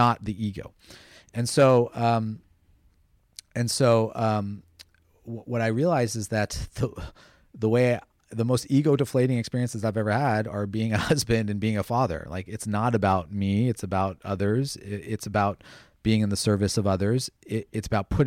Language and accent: English; United States; I grew up in the United States at a time when we didn't have a lot of Indian role models